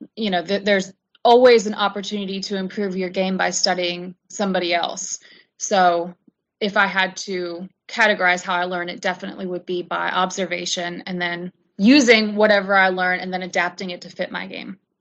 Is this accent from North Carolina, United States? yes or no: yes; Charlotte, North Carolina, United States; I'm from Charlotte, North Carolina, and I was lucky enough to be uh, brought up on a golf course